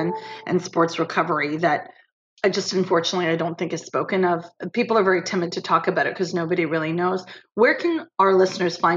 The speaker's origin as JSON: {"language": "English", "country": "Canada", "said": "I'm Canadian"}